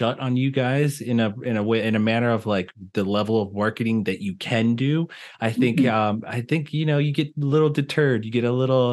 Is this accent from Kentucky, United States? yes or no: no; Philadelphia, Pennsylvania, United States; now in Arizona, United States; I'm from Philadelphia